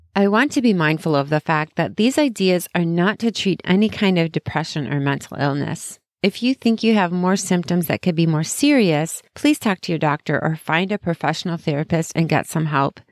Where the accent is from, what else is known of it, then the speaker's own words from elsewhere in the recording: Chicago, Illinois, United States; I'm from Chicago